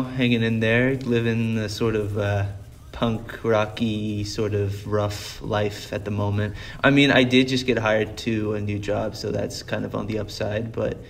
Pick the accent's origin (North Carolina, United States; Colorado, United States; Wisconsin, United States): Colorado, United States; born there; I was born in Colorado, so this is driving around like in Colorado, like young as shit